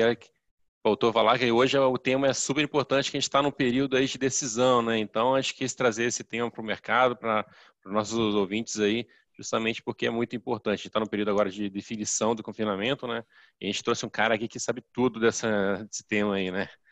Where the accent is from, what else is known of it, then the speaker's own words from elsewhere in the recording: Juiz de Fora, Minas Gerais, Brazil; eu sou, sou de Juiz de Fora